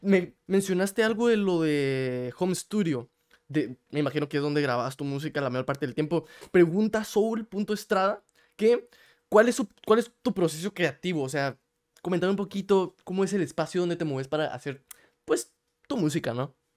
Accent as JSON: {"language": "Spanish", "country": "Guatemala", "moved": "yes", "lives_now": "United States", "said": "yo soy de Guate, yo ahorita vivo en Estados Unidos"}